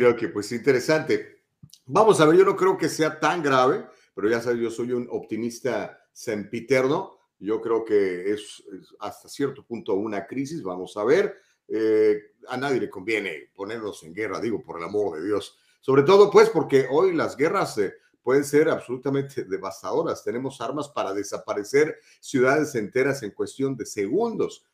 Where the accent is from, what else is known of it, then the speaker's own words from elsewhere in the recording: Mexico; also born or lived in Guadalajara; now in United States; soy mexicano